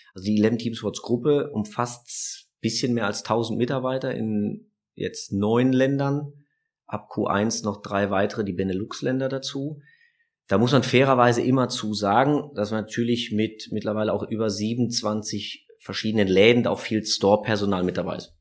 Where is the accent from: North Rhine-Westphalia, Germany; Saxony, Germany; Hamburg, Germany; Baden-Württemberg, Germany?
North Rhine-Westphalia, Germany; Düsseldorf; als Düsseldorfer